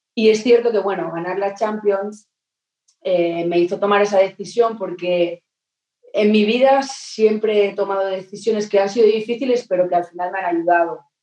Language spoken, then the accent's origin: Spanish; Terrassa, Catalonia, Spain; moved away as an adult; now in Manchester, United Kingdom; de aquí de, mi tierra